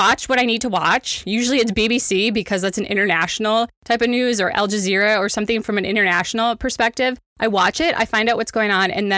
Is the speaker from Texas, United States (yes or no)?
no; Wisconsin, United States; because I am born and raised in Wisconsin, like central Wisconsin. And so we're Midwesterners.